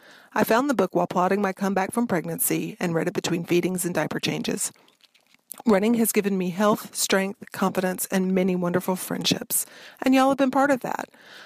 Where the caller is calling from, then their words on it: Austin, Texas, United States; I'm calling from Austin, Texas.